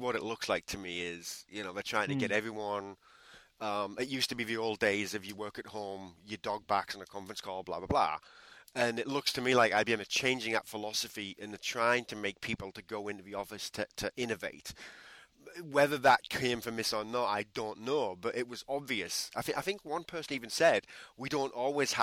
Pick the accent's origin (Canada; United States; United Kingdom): United Kingdom; England; I'm English.